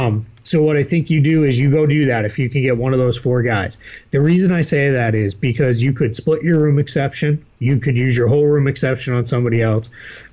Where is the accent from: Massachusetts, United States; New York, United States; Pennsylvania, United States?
Massachusetts, United States; Boston; accent: Boston; Well, my Boston accent just came out there.